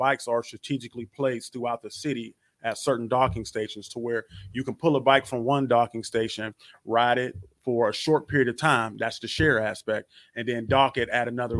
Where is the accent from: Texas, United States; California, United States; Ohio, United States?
Ohio, United States; Youngstown; I'm from Youngstown, Ohio, originally born and raised. Grew up here